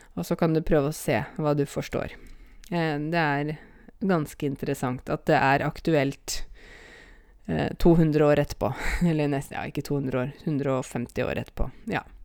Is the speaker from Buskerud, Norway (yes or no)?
yes; Åmot, Buskerud, Norway; accent: Åmot dialect; moved away; also born or lived in Oslo; jeg kommer fra ei bygd som heter Åmot, og det er eh, Eh, altså Åmot ligger i en kommune litt utafor eh, Hokksund, eller egentlig rundt 20 minutter hvis du kjører sånn etter fartsgrensa, i hvert fall. Eh, der vokste jeg opp